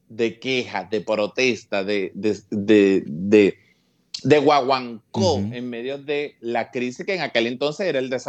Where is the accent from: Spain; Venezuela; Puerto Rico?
Venezuela; Petare, Miranda; En Petare nos ayudamos muchísimo. Eh, yo vengo de San Blas.